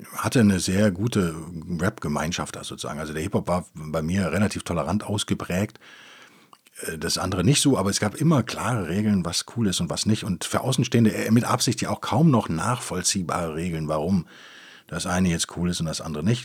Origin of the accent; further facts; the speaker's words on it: Rhineland, Germany; ich bin natürlich als Rheinländer, als Gebürtiger bin ich natürlich getauft